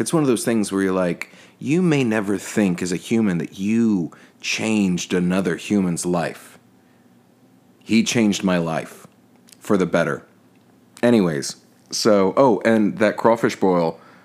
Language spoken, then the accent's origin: English; Texas, United States; now in New Orleans, United States; as a Texan in Texas, we have this thing called Tex Mex